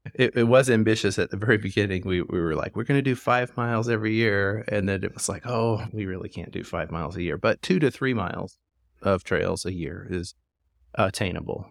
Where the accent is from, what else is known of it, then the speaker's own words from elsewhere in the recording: Springfield, Missouri, United States; moved away as an adult; also born or lived in Tulsa, Oklahoma; now in Fayetteville, United States; I actually grew up in Springfield, Missouri